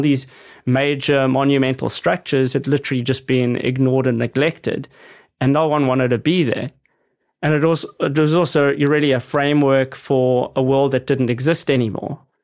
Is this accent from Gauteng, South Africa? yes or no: yes; Johannesburg, Gauteng, South Africa; growing up in South Africa in suburbia